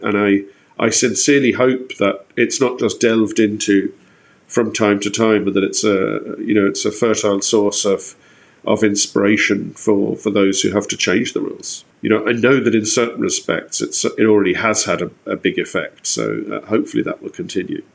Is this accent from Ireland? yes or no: yes; Ireland; we've been given as Irish people